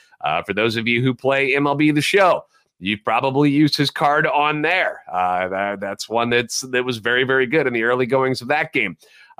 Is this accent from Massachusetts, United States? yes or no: no; St. Louis, Missouri, United States; I'm a national radio sports anchor, born and raised in the Lou